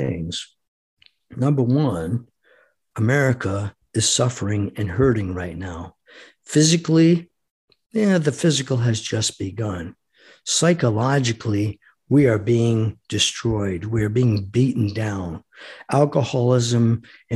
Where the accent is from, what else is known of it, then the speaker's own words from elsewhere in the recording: United States; I am an American fighting man. I am an American citizen.